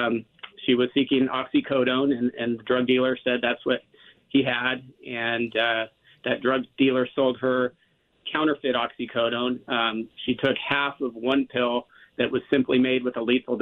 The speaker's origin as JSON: {"language": "English", "region": "Southern California", "country": "United States", "tie": "born or raised there", "said": "we grew up in Southern California"}